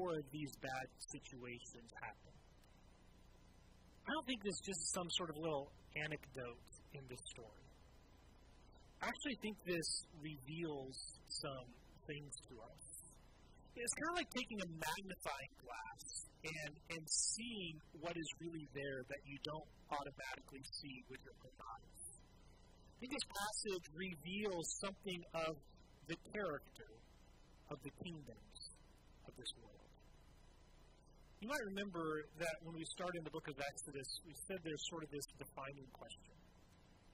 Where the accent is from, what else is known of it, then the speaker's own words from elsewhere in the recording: Southwest Washington, United States; growing up in Southwest Washington